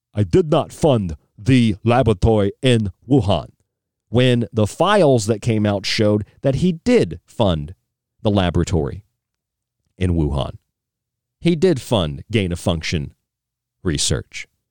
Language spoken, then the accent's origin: English; Florida, United States; now in Arizona, United States; I'm from Florida, I'm a Florida man